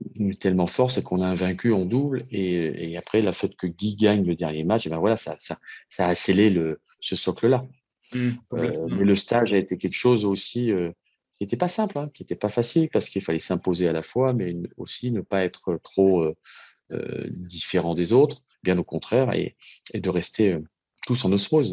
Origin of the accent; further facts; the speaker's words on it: France; chez nous en France